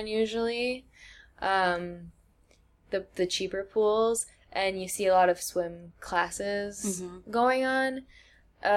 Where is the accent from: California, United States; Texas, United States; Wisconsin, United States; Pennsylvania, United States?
Wisconsin, United States; I'm from Wisconsin